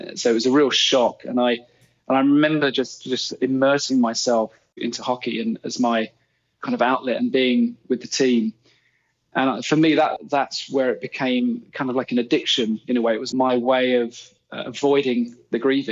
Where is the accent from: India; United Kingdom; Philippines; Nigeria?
United Kingdom; England; also born or lived in Canada; as an English player